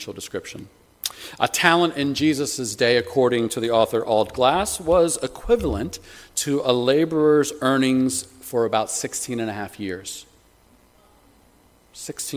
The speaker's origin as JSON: {"language": "English", "country": "United States", "tie": "born or raised there", "moved": "as an adult", "lives_now": "United Kingdom", "said": "Growing up in the States"}